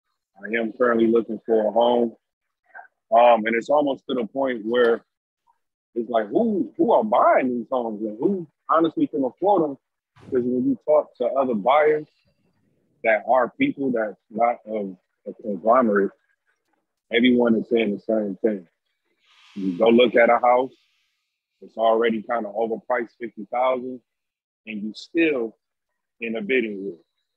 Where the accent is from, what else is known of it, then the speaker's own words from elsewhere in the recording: Detroit, Michigan, United States; I'm from Detroit.